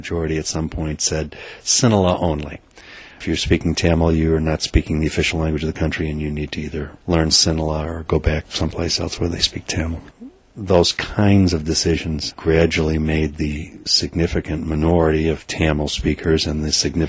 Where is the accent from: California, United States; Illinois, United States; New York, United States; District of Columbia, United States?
Illinois, United States; Chicago; moved away as an adult; now in Wausau, United States; I was the oldest of eight children growing up in a suburb of Chicago back in the 50s